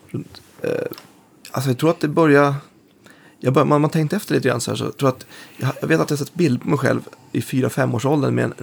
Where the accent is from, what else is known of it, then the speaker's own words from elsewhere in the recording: Bålsta, Uppsala County, Sweden; also born or lived in Stockholm; Bålsta, mm. norr om. Så att, född i Stockholm men, men mm. uppväxt där. Och det var ju liksom en ännu mer mindre och isolerad ort än det är idag. Nu är det lite mer förort pendlars-style.